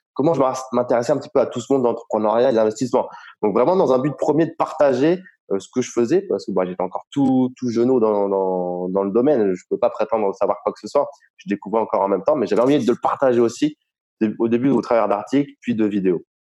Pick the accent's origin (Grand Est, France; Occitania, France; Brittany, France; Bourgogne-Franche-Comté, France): Grand Est, France; Reims; moved away as an adult; now in Estonia; je suis originaire de la Champagne, euh, du côté de Reims